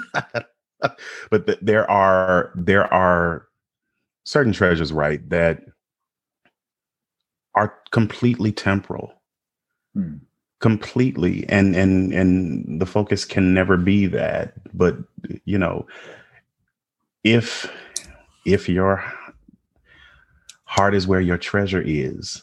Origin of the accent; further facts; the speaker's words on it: United States; we are American